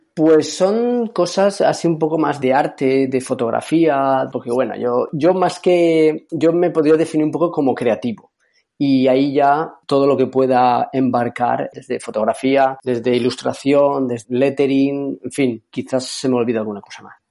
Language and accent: Spanish; Carcaixent, Valencian Community, Spain; Soy de un pueblo de Valencia que se llama Garcaixent